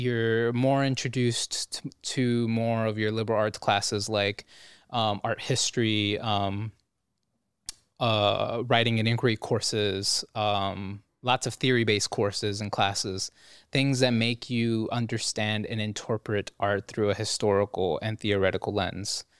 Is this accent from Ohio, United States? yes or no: yes; Cleveland, Ohio, United States; growing up in Cleveland, I was just like an anime kid